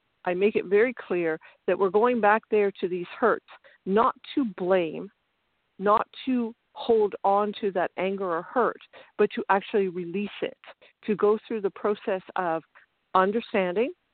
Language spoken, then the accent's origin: English; Canada; also born or lived in Ontario; I'm from Canada